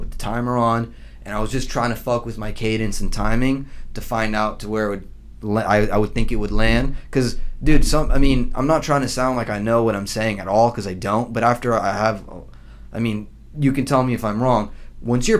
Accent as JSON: {"language": "English", "region": "Southern California", "country": "United States", "said": "we're from SoCal"}